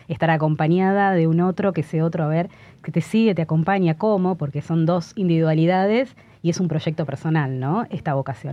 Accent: Argentina; moved away as an adult; somos argentinos

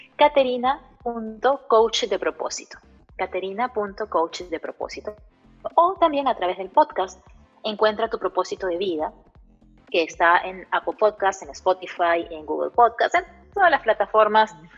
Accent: Peru; also born or lived in Caracas; now in United States; en Perú, que es mi país de origen

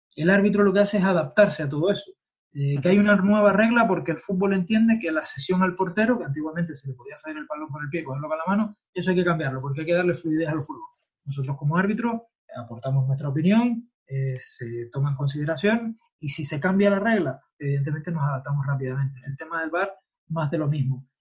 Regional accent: Spain; como somos los españoles

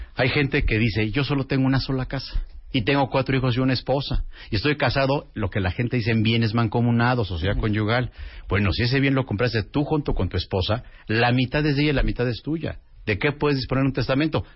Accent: Mexico; así somos los mexicanos

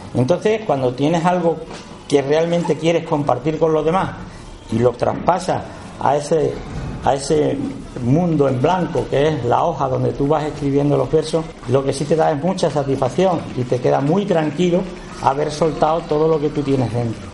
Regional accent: Badajoz, Extremadura, Spain; accent: Extremaduran; yo nací aquí, en Badajoz, capital, a unos 100 metros de Puerta Palma

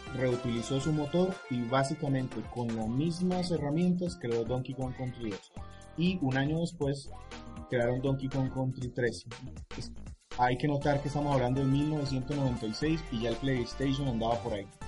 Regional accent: Bucaramanga, Santander, Colombia; yo soy de Bucaramanga

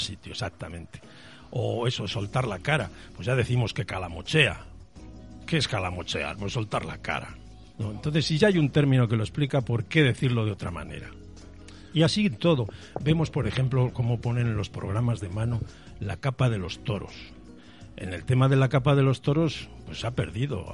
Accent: Palencia, Castile and León, Spain; accent: Castellano viejo; now in Madrid, Spain; Yo nací en Palencia y mis primeros pasos los di allí

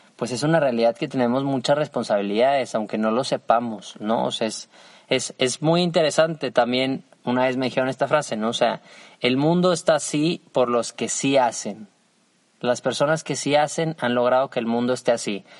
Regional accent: Mexico; soy mexicano, pues es que tengo un deber con mi nación

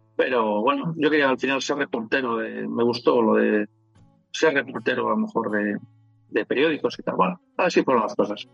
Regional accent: Palencia, Castile and León, Spain; moved away as an adult; also born or lived in Madrid / Cuenca; en Palencia, de donde soy

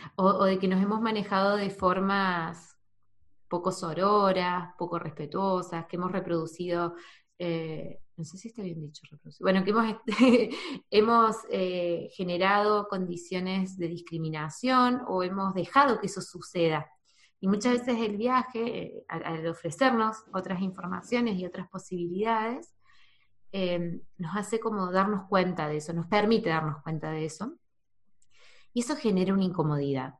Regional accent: Argentina; also born or lived in New Zealand / Córdoba; yo en, Argentina, en mi pueblo

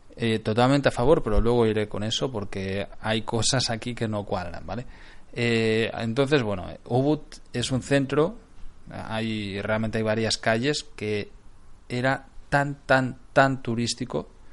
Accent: Barcelona, Catalonia, Spain; moved away; De Barcelona

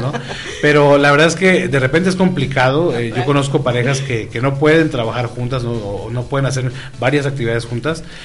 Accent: Tijuana, Baja California, Mexico; moved away; yo soy de Tijuana, Baja California

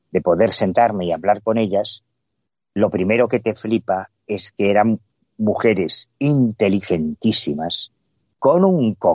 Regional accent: Galicia, Spain; independientemente del cariño que yo le tenga a mi tierra, es verdad que en Galicia hay una herencia mágica muy sólida

